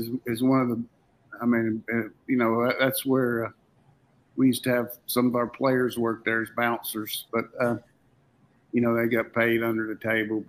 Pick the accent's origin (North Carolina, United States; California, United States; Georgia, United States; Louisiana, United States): North Carolina, United States; Burlington; moved away; when I was growing up in Burlington